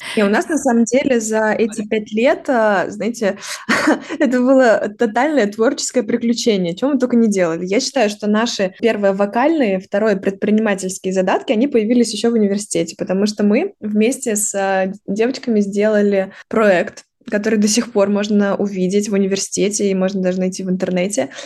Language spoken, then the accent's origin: Russian; Lyudinovo, Kaluga Oblast, Russia; moved away as an adult; now in Moscow, Russia; я э, родом из э, Калужской области, города Людиново, это маленький город, в котором живет всего лишь 45 тысяч человек